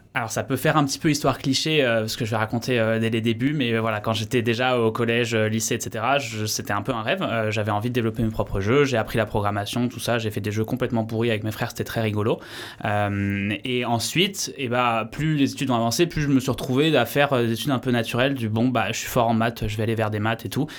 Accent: Paris region, Île-de-France, France; moved away as an adult; also born or lived in Vienna, Austria / Bordeaux; now in Landes, France; je suis originaire de région parisienne

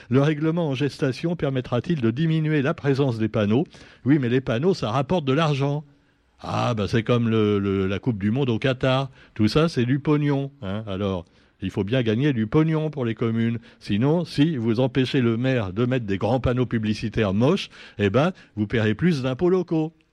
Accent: Réunion; C'est comme chez nous à la Réunion. Il y a un esprit de famille chez nos politiciens.

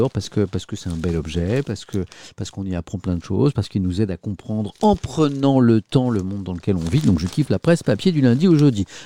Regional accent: Paris, Île-de-France, France; moi je suis de Paris, et vous, vous êtes, j'ai pris l'accent parisien, vous êtes de, je suis de Paris

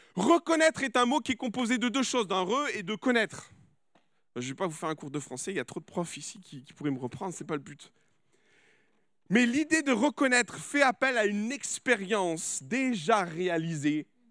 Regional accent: France; je suis français

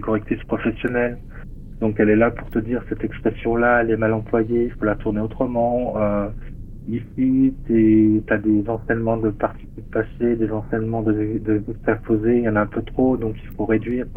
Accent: Metz, Grand Est, France; ça se passe en Lorraine, à Metz. Hein. C'est ma ville natale, là où je suis né

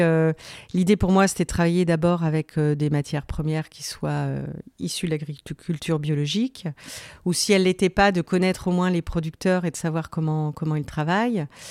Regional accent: Vendée, Pays de la Loire, France; je suis originaire d'Esnay, en Vendée. donc j'habitais euh, j'ai passé mon enfance euh, à la campagne.

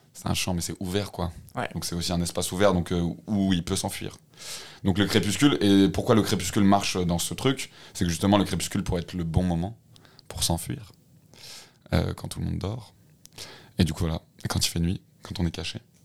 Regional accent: Lyon, Auvergne-Rhône-Alpes, France; je suis lyonnais de base. enfin, euh, enfin, j'ai- je suis pas mal resté à Lyon.

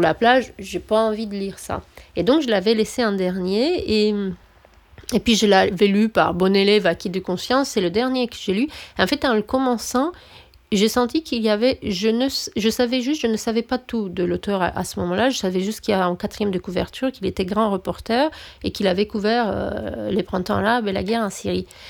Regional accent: Romania; moved away; je suis roumaine

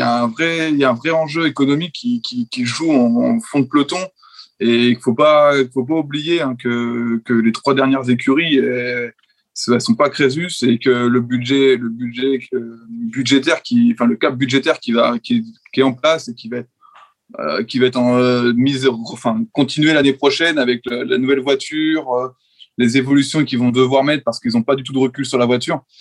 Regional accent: France; en tant que Français

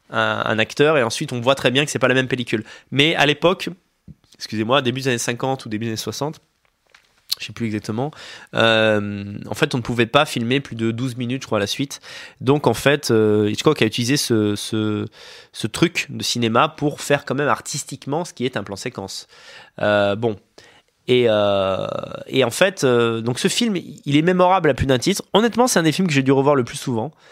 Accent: Montargis, Centre-Val de Loire, France; je suis de Montargis.

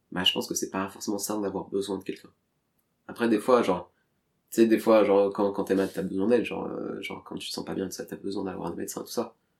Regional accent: Paris, Île-de-France, France; je suis né à Paris

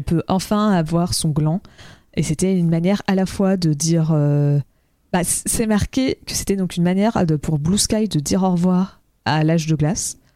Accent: France; en tant que Français.

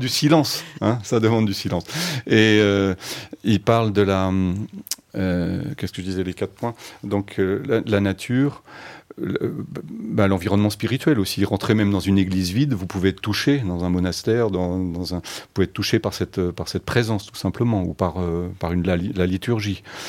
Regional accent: France; je suis français, hein, mais j'avais une mère allemande

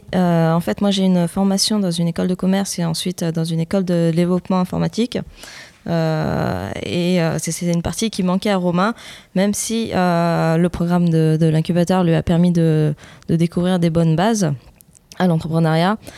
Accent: France; on a grandi en France et pas mes parents

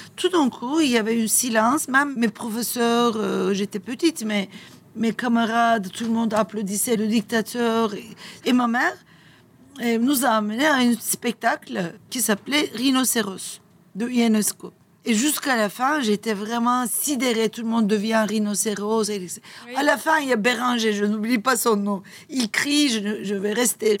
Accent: Turkey; French is a second language; moved away as an adult; now in Nice, France; chez nous, en Turquie

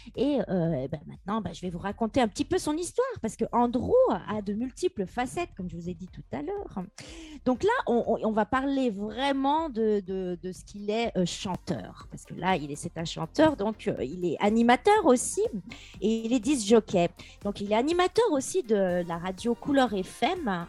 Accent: Bourgoin-Jallieu, Auvergne-Rhône-Alpes, France; on est de Bourgoin-Jallieu

